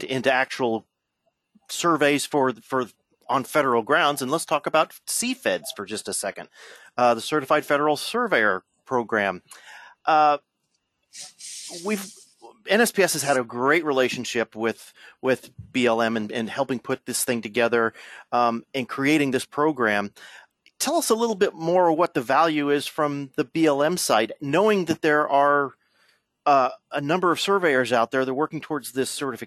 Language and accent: English; Central Illinois, United States; I grew up in Central Illinois